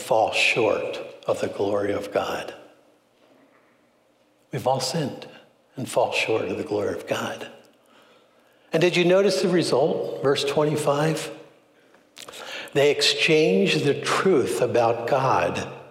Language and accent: English; Philadelphia, Pennsylvania, United States; I was raised in Philly